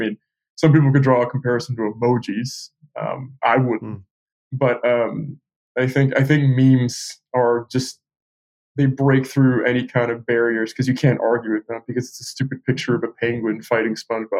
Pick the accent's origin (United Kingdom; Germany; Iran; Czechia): United Kingdom; England; also born or lived in Bay Area, United States; But, you know, I finished growing up in England. I was still young. I was still in my formative years. I didn't finish growing up in the Bay Area. I finished in England.